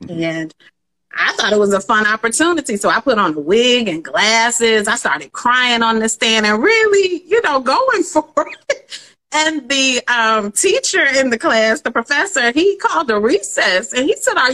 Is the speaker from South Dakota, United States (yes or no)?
no; Atlanta, Georgia, United States; moved away as an adult; also born or lived in Detroit, Michigan / Washington D.C.; now in New York City, United States; Atlanta. Born there, went to Detroit from like ages 1 to 10, and then back to Atlanta until high school. So Atlanta's my home.